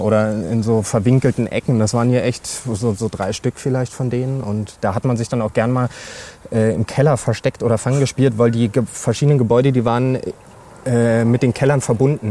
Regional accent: Cottbus, Brandenburg, Germany; moved away as an adult; now in Hannover, Germany; ich komme aus Cottbus gebürtig

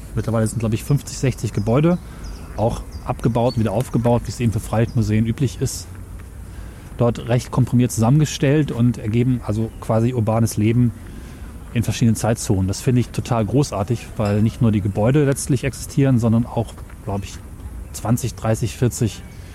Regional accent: Göttingen, Lower Saxony, Germany; in meiner Heimatstadt in Göttingen

